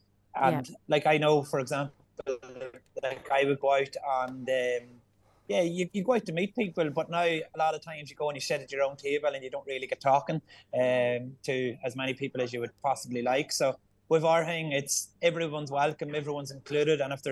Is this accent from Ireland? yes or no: yes; Ireland; we're Irish